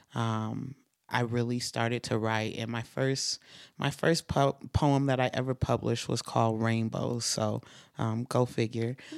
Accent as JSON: {"language": "English", "region": "Utah", "country": "United States", "tie": "born or raised there", "also_born_or_lived": "East Saint Louis, Illinois", "said": "I grew up in Utah"}